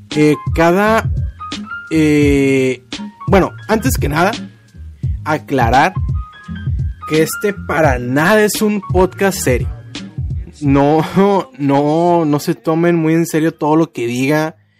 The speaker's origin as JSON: {"language": "Spanish", "town": "Culiacán", "region": "Sinaloa", "country": "Mexico", "said": "soy de Culiacán, Sinaloa"}